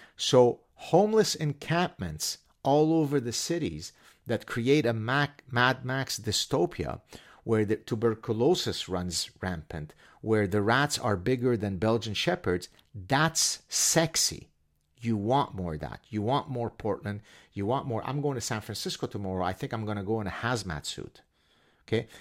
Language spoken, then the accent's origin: English; Canada; I'm Canadian.